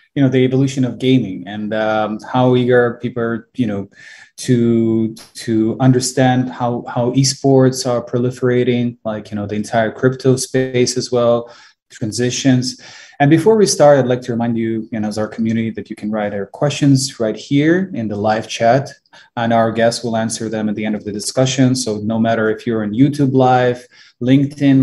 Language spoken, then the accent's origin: English; Ukraine; moved away; I'm originally from Ukraine